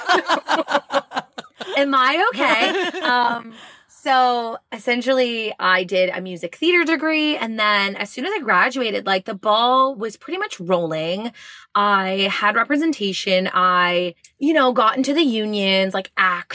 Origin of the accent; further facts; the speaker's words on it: Montreal, Quebec, Canada; also born or lived in Longueuil; I am born and raised in Montreal.